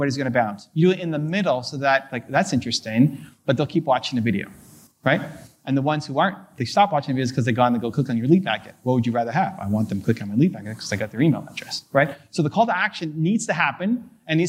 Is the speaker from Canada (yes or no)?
yes; Canada; I'm a Canadian